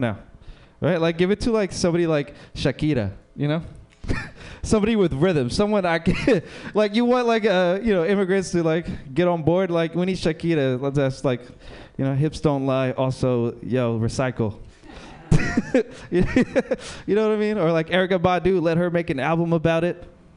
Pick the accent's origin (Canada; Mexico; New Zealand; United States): Mexico; moved away; I'm from Mexico